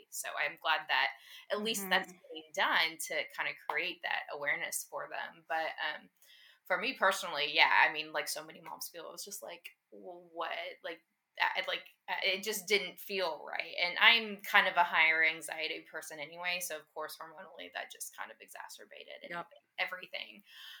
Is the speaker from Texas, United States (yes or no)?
yes; Texas, United States; And my husband got this awesome job and we were moving back to Texas. We're from Texas originally.